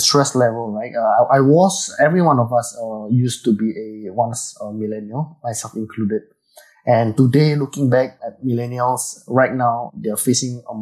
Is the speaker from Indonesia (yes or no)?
yes; Indonesia; now in Singapore; I was from Indonesia, actually. So I went to Singapore for a very long time, and I stayed here for many, many years